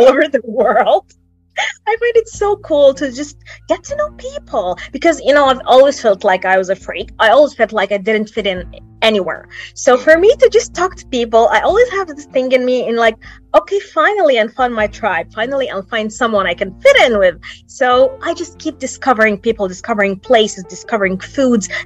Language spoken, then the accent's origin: English; Alexandria, Alexandria Governorate, Egypt; my hometown, Alexandria, is known for the chilly weather